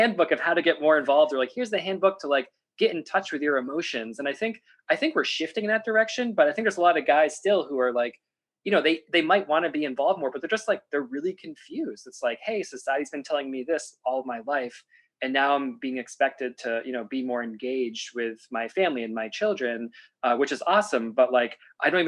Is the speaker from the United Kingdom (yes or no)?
no; Meredith, New Hampshire, United States; the community I grew up in Meredith, New Hampshire